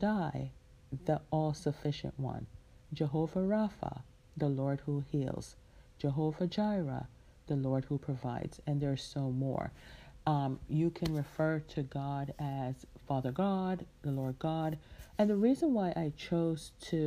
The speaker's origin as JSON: {"language": "English", "country": "Jamaica", "tie": "born or raised there", "moved": "yes", "said": "my hometown, which is in my home country, which is in Jamaica, the island Jamaica"}